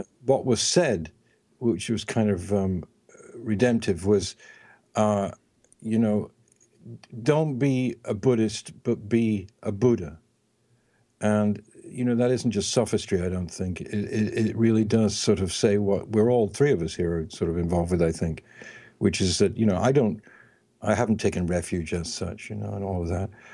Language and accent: English; England, United Kingdom; I'm from England